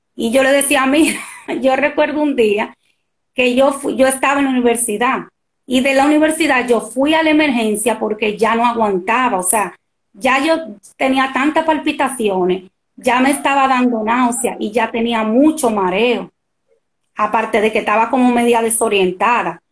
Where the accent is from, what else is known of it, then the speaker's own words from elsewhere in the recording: Dominican Republic; soy dominicana